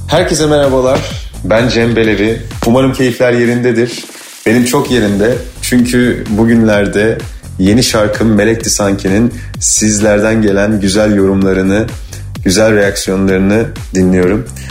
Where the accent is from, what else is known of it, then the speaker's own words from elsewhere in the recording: Urla, İzmir, Turkey; moved away; doğup büyüdüğüm şehir İzmir, Urla